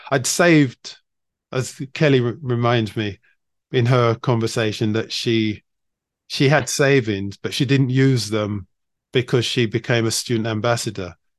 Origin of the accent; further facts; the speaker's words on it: London, United Kingdom; moved away as an adult; also born or lived in China; I grew up in London